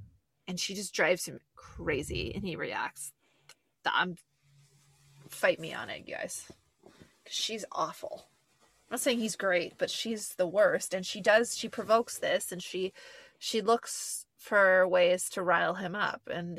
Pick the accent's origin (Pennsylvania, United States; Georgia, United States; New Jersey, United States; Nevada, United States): New Jersey, United States; and I'm from Central Jersey